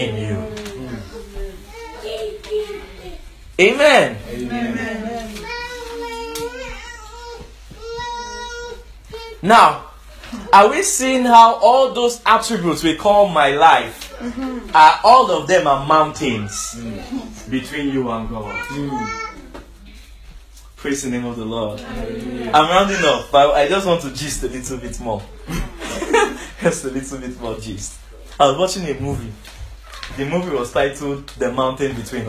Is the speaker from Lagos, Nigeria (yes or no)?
yes; Lagos, Nigeria; we are from Nigeria, Lagos Island